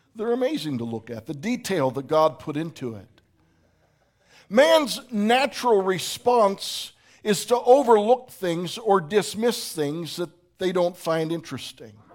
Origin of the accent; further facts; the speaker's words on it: Pittsburgh, Pennsylvania, United States; moved away; also born or lived in Phoenix; I'm from Pittsburgh, not from Phoenix